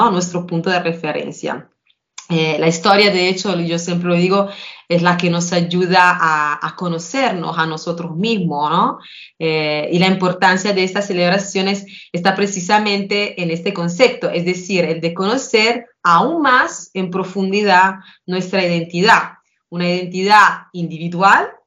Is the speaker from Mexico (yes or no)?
no; Italy; Spanish is a second language; Entre nosotros italianos, porque si lo piensan, antes Italia era un conjunto con muchos países diferentes, cada uno con su idioma, por supuesto parecidos, pero diferentes.